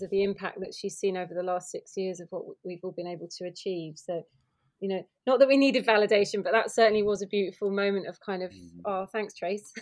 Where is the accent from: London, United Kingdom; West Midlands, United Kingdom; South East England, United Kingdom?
South East England, United Kingdom; Kent; i grew up in Kent and I've moved back to Margate